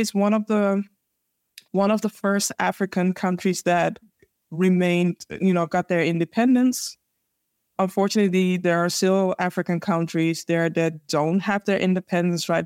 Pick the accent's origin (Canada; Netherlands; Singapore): Netherlands; Amsterdam, North Holland; born and raised in Amsterdam, the Netherlands.